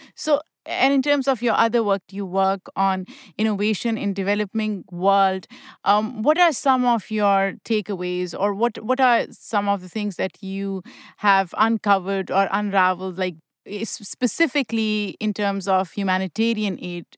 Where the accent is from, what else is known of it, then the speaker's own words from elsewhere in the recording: Pakistan; now in United States; I grew up in Pakistan